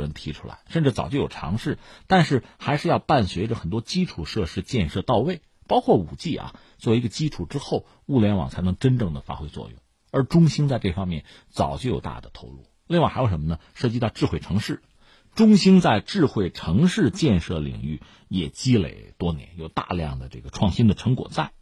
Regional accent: China; 我们中国人有很多词汇

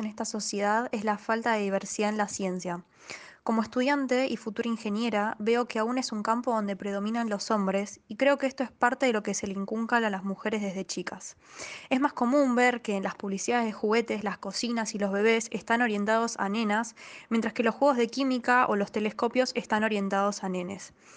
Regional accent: Buenos Aires, Argentina; soy de Buenos Aires, Argentina

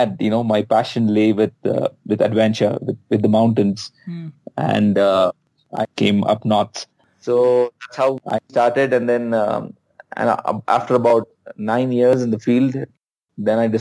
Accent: Bangalore, Karnataka, India; also born or lived in Leh; I'm from Bangalore

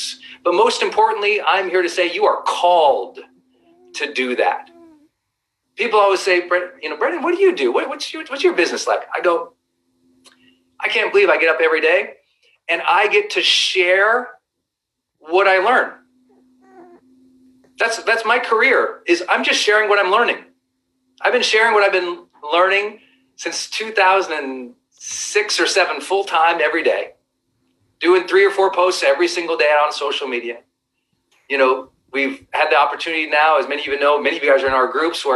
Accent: Montana, United States; I'm a kid from Montana.

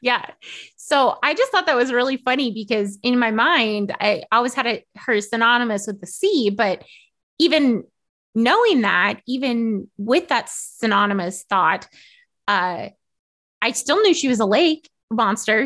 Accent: United States; I'm American

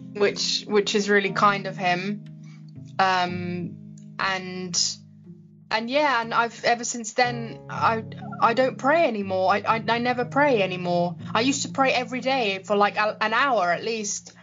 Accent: London, United Kingdom; I am British. I live in London, England. Uh, I love it here. I love my city. I love my country. And um, I was born and bred here.

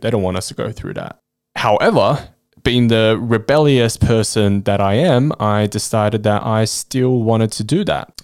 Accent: Australia; also born or lived in Chongqing, China; I spent majority of my life in Australia.

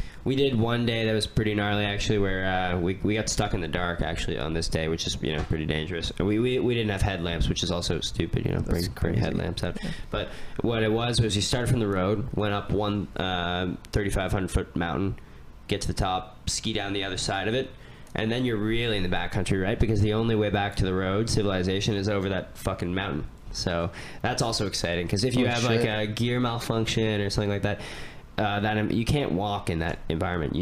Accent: Ontario, Canada; I grew up skiing in Ontario, you know? So in Ontario, for people who don't know, we ski tiny hills

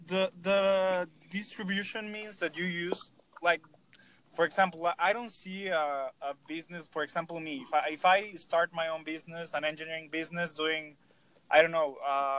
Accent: Mexico; I'm from Mexico. I'm actually a student right now.

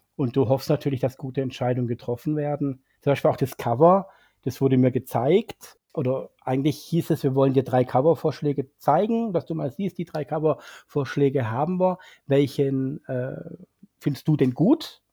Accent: Swabia, Germany; als Schwabe

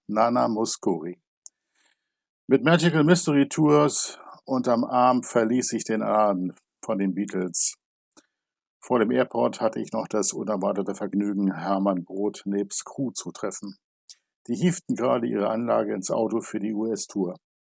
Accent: Germany; bei uns in Good Old Germany

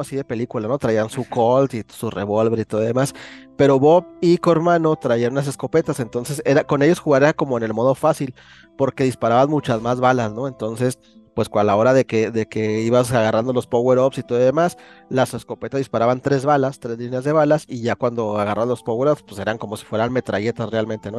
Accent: Chihuahua, Mexico; aquí del estado de Chihuahua, ¿no? De donde yo soy

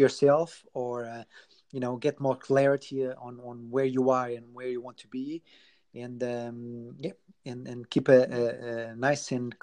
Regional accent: Portugal; moved away; I'm originally from Portugal

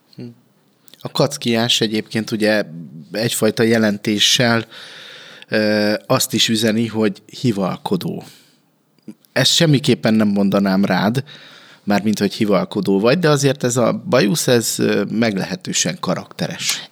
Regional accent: Békéscsaba, Békés, Hungary; 42 éves vagyok, itt születtem, itt éltem mindig, nem éltem máshol sosem

